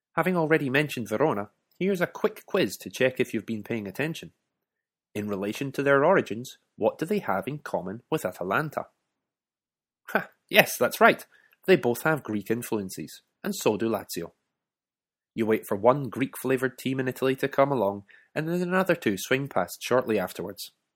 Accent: Scotland, United Kingdom

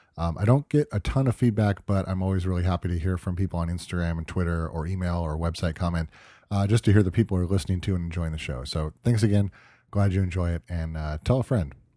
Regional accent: Southern California, United States; growing up in Southern California

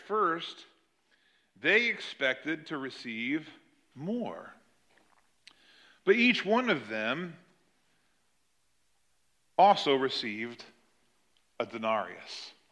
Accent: United States; us as American citizens

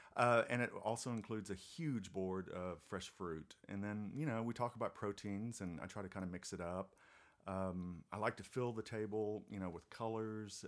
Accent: Germany; moved away; I'm originally from Germany

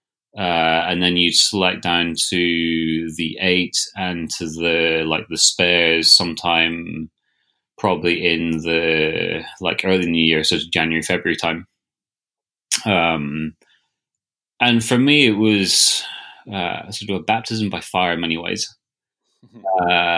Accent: Scotland, United Kingdom; I raced the home international regatta for Scotland, I guess my home country

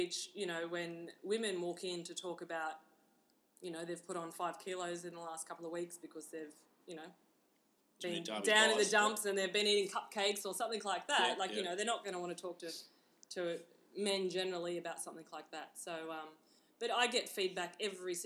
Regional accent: Newcastle, New South Wales, Australia; I grew up in Newcastle. I'm from a little town out at Mark's Point on the water there.

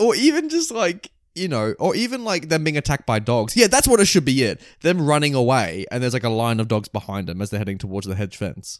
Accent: Australia; this makes me so happy to be an Aussie

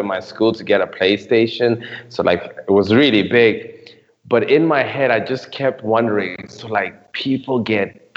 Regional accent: Nairobi, Kenya; I grew up in Nairobi, Kenya

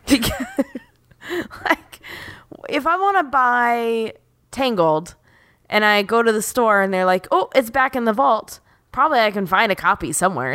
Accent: Oceanside, California, United States; I'm from Oceanside. I'm not from San Diego proper

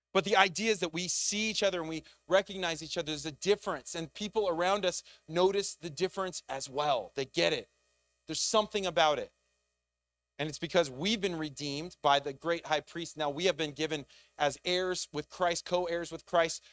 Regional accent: United States; as an American

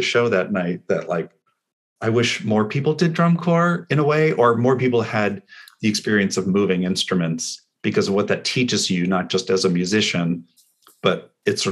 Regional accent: Los Altos, California, United States; I grew up in San Francisco Bay, California. I grew up in Los Altos.

